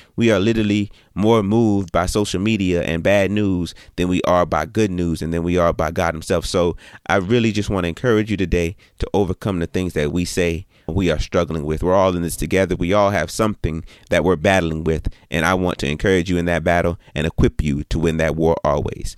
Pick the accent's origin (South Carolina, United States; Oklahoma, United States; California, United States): South Carolina, United States; Orangeburg; I was born in Orangeburg, South Carolina